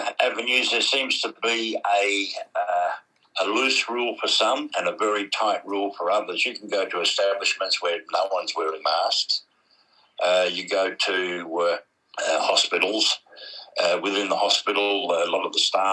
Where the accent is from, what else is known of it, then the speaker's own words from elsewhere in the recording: Australia; we know as Australians